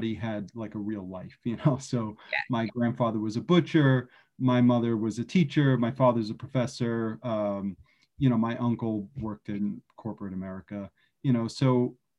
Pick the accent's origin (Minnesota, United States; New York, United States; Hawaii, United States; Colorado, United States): New York, United States; New York City; I'm originally from Brooklyn, born and raised.